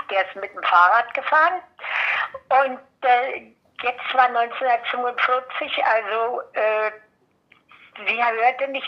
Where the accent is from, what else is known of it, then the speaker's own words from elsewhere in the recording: Berlin, Germany; ich bin wie gesagt 1938 in Berlin geboren und bin also äh, erstmal in Berlin aufgewachsen